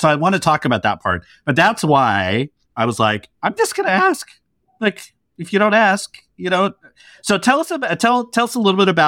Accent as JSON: {"language": "English", "region": "New Jersey", "country": "United States", "tie": "born or raised there", "moved": "yes", "lives_now": "New York, United States", "said": "I'm from New Jersey."}